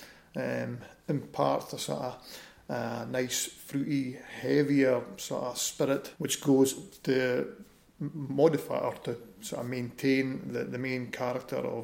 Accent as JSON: {"language": "English", "town": "Keith", "region": "Scotland", "country": "United Kingdom", "tie": "born or raised there", "said": "I'm a Keith boy, born and bred in Keith."}